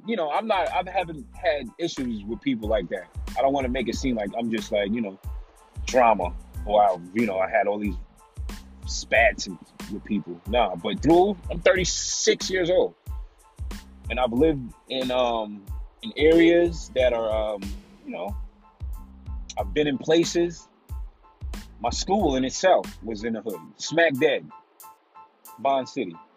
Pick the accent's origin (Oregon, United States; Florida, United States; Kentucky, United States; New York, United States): New York, United States; New York City; moved away as an adult; Even though I was from New York, I was from Staten Island